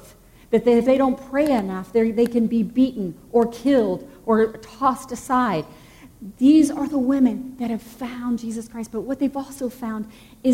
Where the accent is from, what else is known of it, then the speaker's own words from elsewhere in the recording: the South, United States; moved away; I grew up in the South, most of you know. And I grew up in the Bible Belt.